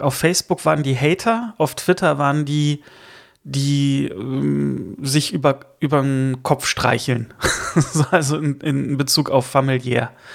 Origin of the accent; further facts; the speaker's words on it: Rhineland, Germany; moved away; also born or lived in Northern Germany; ich bin ja kein gebürtiger Norddeutscher. Insofern kombiniere ich das mit dem Rheinland und dem Norddeutschen.